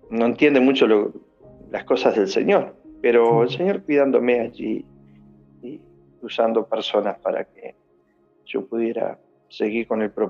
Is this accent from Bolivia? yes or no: no; Uruguay; moved away; also born or lived in Argentina; porque yo soy de Uruguay, ¿verdad?